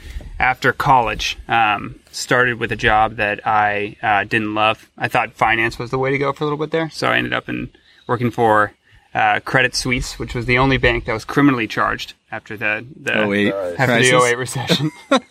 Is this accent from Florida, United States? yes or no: no; San Francisco, California, United States; also born or lived in Washington, D.C.; I grew up in California, spent most of my life in San Francisco, and most of my summers on the Truckee River.